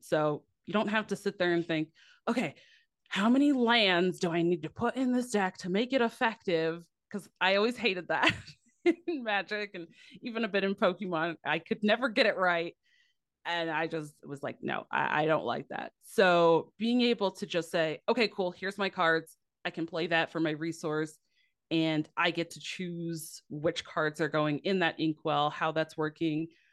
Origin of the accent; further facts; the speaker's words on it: Midwest, United States; I'm from the Midwest